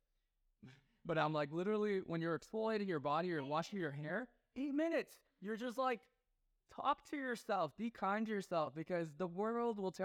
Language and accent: English; Taiwan; I'm from Taiwan